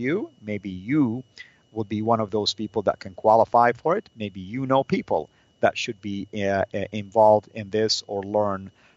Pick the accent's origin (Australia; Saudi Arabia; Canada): Saudi Arabia; moved away; my traditional dress, the Saudi dress